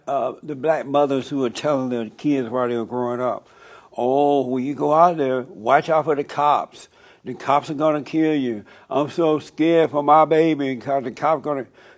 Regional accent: Alabama, United States; I grew up under the Jim Crow law. Okay. In Alabama.

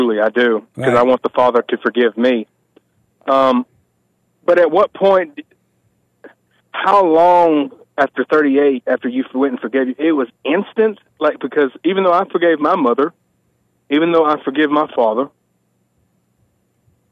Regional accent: Georgia, United States; I'm from Georgia

